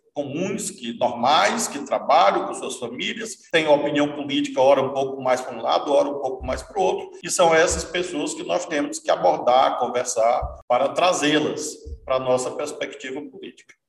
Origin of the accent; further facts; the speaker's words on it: Brazil; nós somos brasileiros, brasileiros, brasileiras